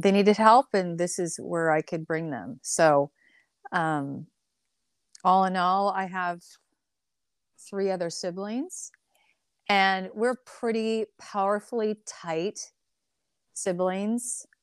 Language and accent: English; the Northwest, Pacific Northwest, United States; also born or lived in California; I grew up in the Northwest.